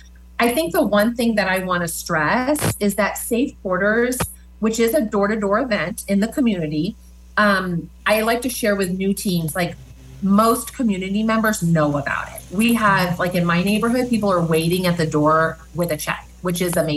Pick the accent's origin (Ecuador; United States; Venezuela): United States; Omaha, Nebraska; now in Lincoln, United States; I came from Omaha. I am so proud of our Lincoln community